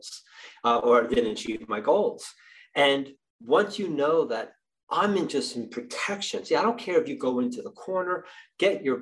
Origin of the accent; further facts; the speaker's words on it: New Jersey, United States; I'm from New Jersey